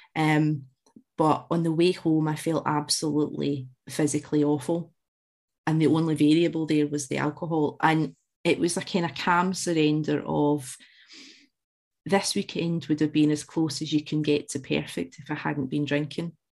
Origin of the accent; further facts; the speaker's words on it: Glasgow, Scotland, United Kingdom; as you can tell from the accent, I, I was born in Glasgow, raised in with Central Scotland